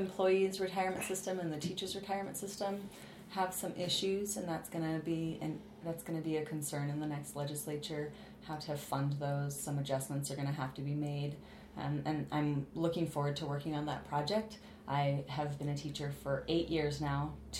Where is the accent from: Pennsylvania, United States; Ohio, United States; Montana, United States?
Montana, United States; Billings